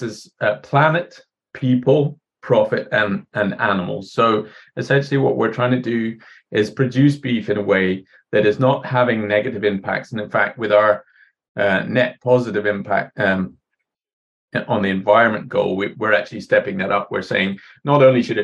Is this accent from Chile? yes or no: no; Scotland, United Kingdom; moved away as an adult; also born or lived in Ireland; now in New Zealand; I was born in Ireland, but grew up mostly in Scotland.